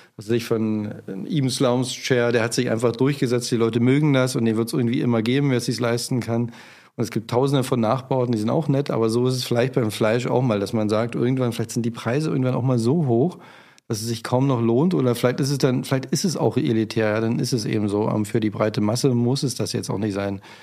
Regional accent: Spreewald, Brandenburg, Germany; now in Berlin, Germany; ich bin ja im Spreewald groß geworden

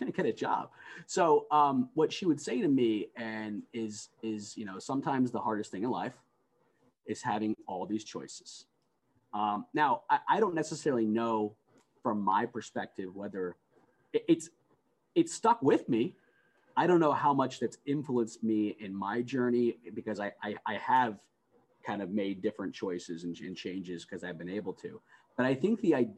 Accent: United States; I was the first one born in the United States. And I was born in the United States, you know, a mere weeks after my mother was able to escape Iran.

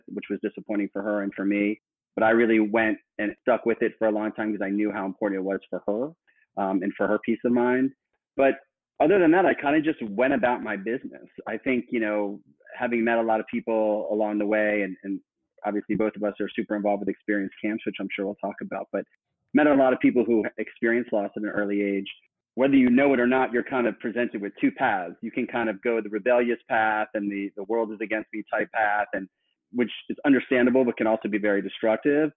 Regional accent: Miami, Florida, United States; I was born in Miami, where I grew up through high school

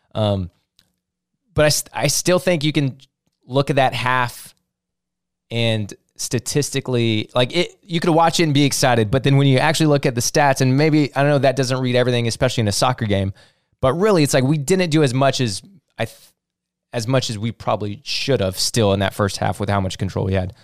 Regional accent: St. Louis, Missouri, United States; we're all from Saint Louis

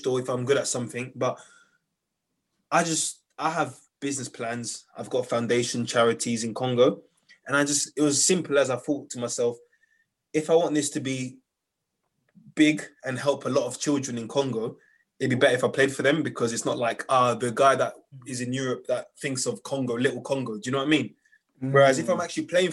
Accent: Dagenham, London, United Kingdom; moved away as an adult; also born or lived in Turkey; I grew up in Dagenham and I live on top of a chicken shop

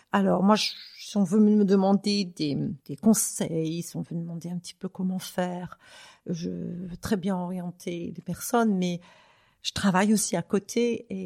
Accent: France; now in Zurich, Switzerland; Moi, j'ai la double nationalité. Euh, bon, bien que je, sois originaire donc de France

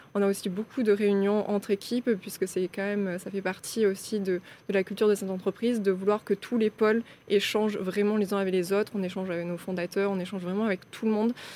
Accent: Aveyron, Occitania, France; moved away as an adult; also born or lived in Toulouse; je suis née euh, en Aveyron

